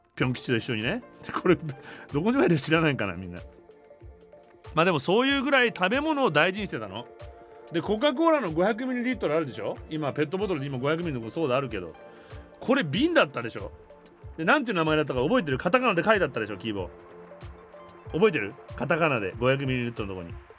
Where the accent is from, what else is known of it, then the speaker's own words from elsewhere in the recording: Japan; moved away as an adult; also born or lived in Los Angeles, United States; 日本人だから